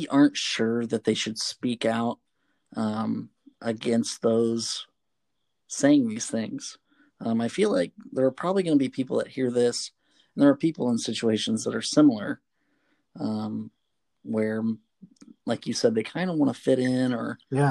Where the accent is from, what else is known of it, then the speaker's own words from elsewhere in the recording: Indiana, United States; I grew up in Indiana